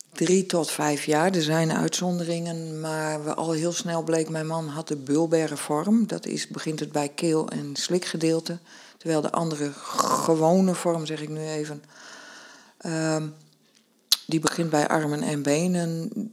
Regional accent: northern Netherlands, Netherlands; als Noorderling zei ik

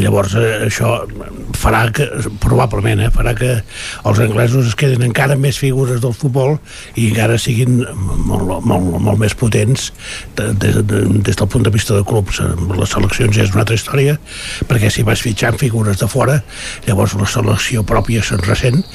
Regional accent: Catalonia, Spain; com a català

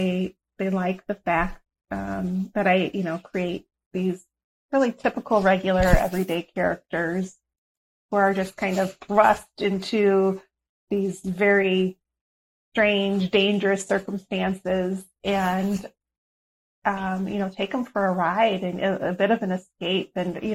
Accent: Iowa, United States; I grew up in Iowa. I was 12 years old

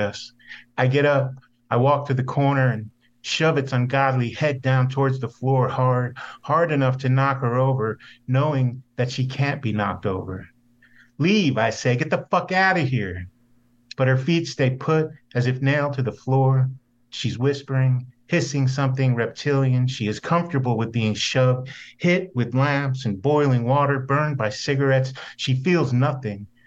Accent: New Jersey, United States; moved away; I grew up in North Jersey, right outside of Manhattan

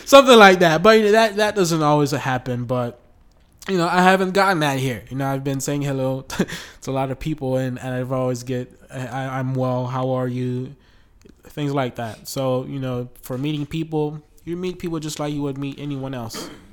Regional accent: United States; now in Brazil; I'm from the United States

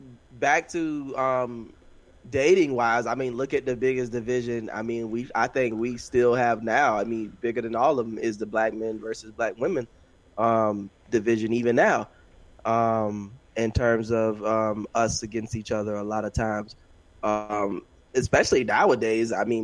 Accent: New York, United States; I'm from New York. You don't know Yank.

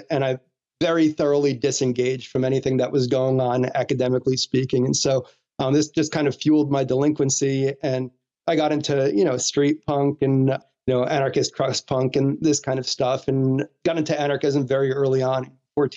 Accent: New Jersey, United States; I grew up in New Jersey

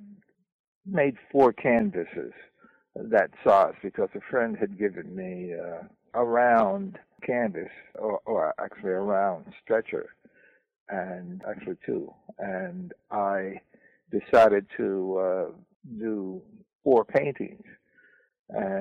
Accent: Philadelphia, Pennsylvania, United States; I was from Philadelphia

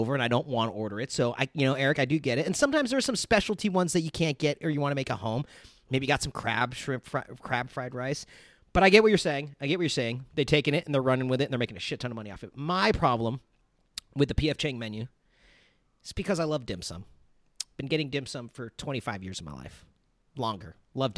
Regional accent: Glendale, California, United States; Applebee's is actually located in my hometown and where I am now, Glendale, California

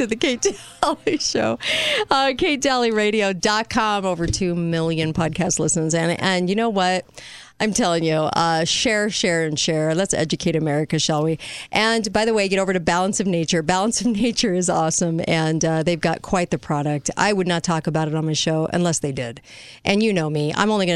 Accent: California, United States; moved away; I'm from California, too. I got out

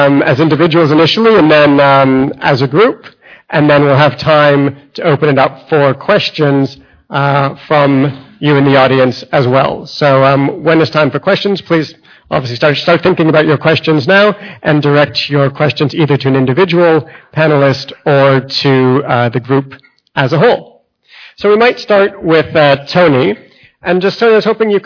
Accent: Canada; now in Sydney, Australia; as a Canadian

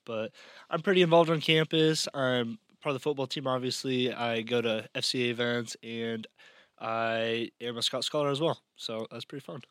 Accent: Overton, Nebraska, United States; now in Hastings, United States; my hometown league in Overton

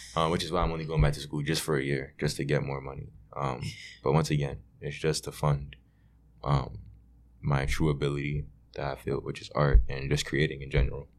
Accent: New York City, New York, United States; growing up in Brooklyn

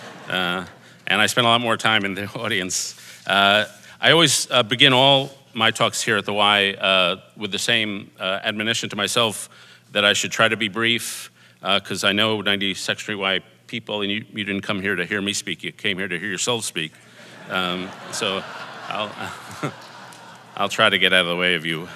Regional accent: New York City, New York, United States; I grew up in Stuyvesant Town down here

